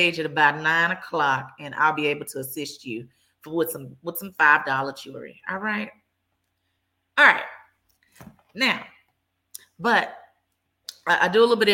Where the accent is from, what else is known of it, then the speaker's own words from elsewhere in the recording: Dallas, Texas, United States; I am born and raised in Dallas.